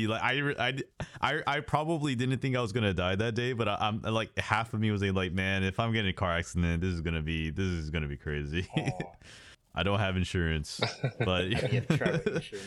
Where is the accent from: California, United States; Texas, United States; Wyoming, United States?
Texas, United States; I'm from Texas